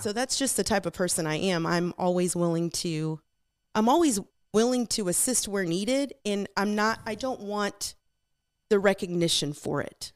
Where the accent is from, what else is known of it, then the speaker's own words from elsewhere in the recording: Magnolia, Texas, United States; also born or lived in Houston, Texas / California; we flooded and we moved town to Magnolia and, um, I grew up in this town.